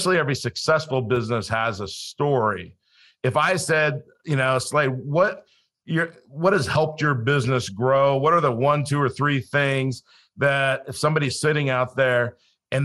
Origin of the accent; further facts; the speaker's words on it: Los Angeles, California, United States; also born or lived in Colorado / South Dakota; now in Florida, United States; I grew up in Los Angeles, so I didn't grow up a hunter or outdoorsman